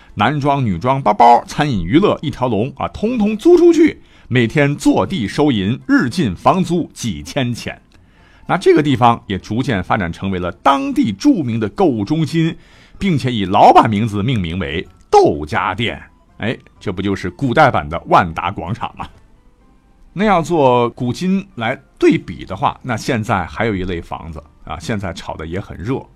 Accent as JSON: {"language": "Chinese", "country": "China", "said": "我们中国人"}